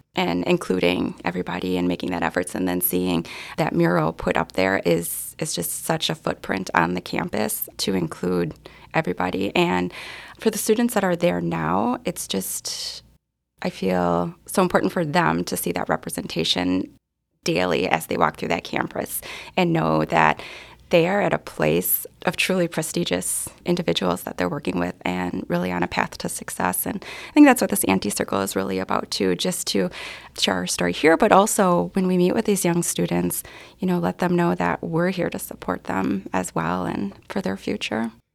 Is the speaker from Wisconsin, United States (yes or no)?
yes; Milwaukee, Wisconsin, United States; born, raised, and we all still continue to live here in Milwaukee